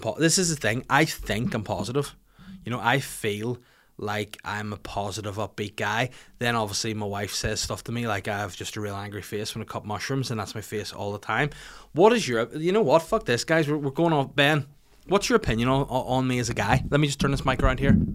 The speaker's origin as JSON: {"language": "English", "town": "Bangor", "region": "Northern Ireland", "country": "United Kingdom", "tie": "born or raised there", "said": "my hometown of Bangor"}